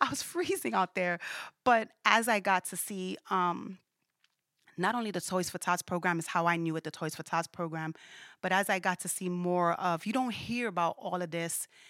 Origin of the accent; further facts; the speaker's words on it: New York City, New York, United States; when I was raised in Brooklyn, where I was raised at in Brooklyn